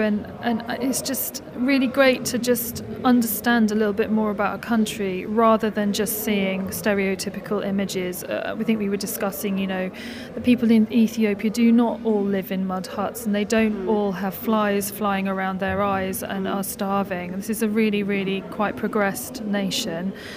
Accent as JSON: {"language": "English", "country": "United Kingdom", "tie": "born or raised there", "said": "I'm British born. I live in London and I have Polish roots"}